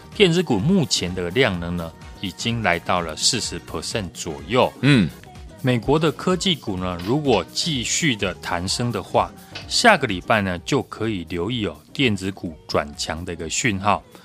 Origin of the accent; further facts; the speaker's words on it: Taiwan; 我们台湾人民的防疫意识呢是非常强的